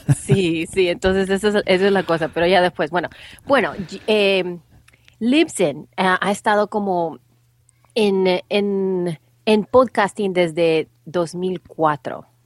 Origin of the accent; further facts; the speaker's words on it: El Salvador; now in United States; soy salvadoreña, pero ya tengo muchísimos, muchísimos años de vivir en los Estados Unidos